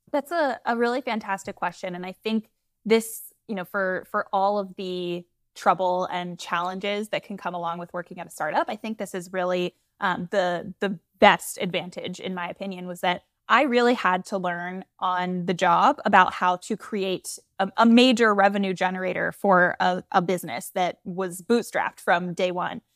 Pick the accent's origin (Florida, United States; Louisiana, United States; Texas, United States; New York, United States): Florida, United States; I'm from Florida. Um, I always say the, the Georgia part of Florida, not the beach part of Florida